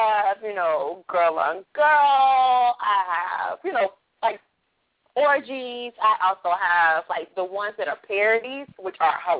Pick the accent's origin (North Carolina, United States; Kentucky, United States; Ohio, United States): North Carolina, United States; because I'm from North Carolina.